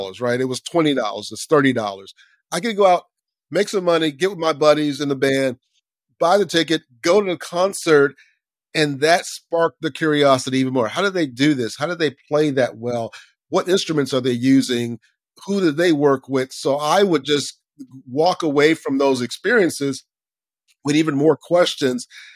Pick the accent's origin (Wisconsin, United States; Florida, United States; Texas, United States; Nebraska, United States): Florida, United States; Lakeland; I grew up in Central Florida, Lakeland, Florida